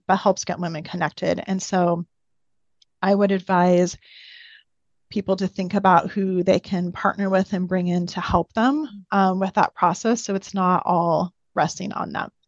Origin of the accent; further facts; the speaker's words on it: Pacific Northwest, just outside of the Seattle area, Washington, United States; moved away as an adult; now in Boise, United States; I grew up in the Pacific Northwest, just outside of the Seattle area.